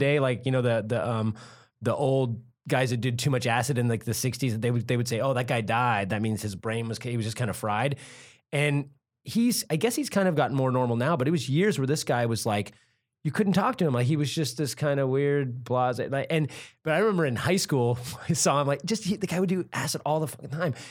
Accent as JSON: {"language": "English", "town": "Santa Cruz", "region": "California", "country": "United States", "tie": "born or raised there", "said": "I grew up in Santa Cruz"}